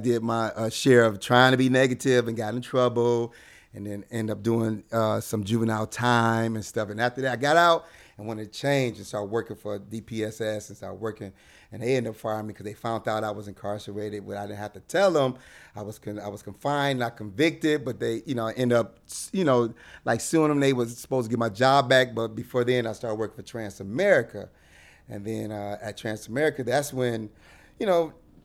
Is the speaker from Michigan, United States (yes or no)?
yes; Detroit, Michigan, United States; now in Los Angeles, United States; I'm from Detroit, Michigan.